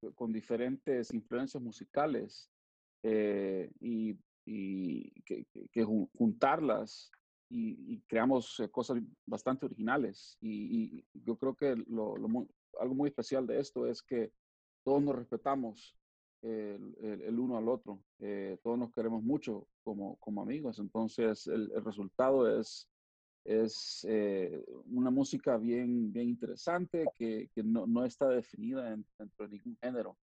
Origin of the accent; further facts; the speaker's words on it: El Salvador; moved away as an adult; also born or lived in Philadelphia, United States; now in Wisconsin, United States; yo cuando me fui de, de, del El Salvador, como en el 2002, me fui a, Filadelfia a estudiar